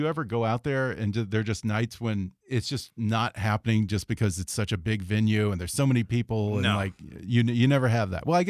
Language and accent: English; Houston, Texas, United States; I'm from Texas.